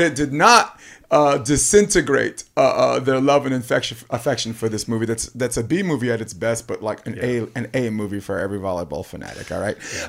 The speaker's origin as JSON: {"language": "English", "region": "New York", "country": "United States", "said": "I'm a New Yorker"}